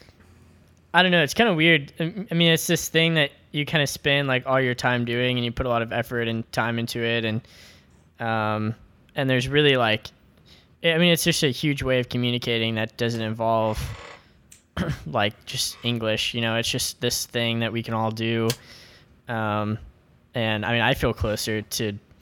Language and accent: English; Washington, District of Columbia, United States; moved away as an adult; also born or lived in Waco, Texas; now in Austin, United States; I grew up in Washington, D.C., and moved to Waco for college